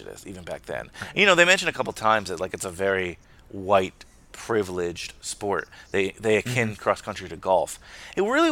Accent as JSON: {"language": "English", "country": "United States", "said": "I'm an American. I'm a proud American"}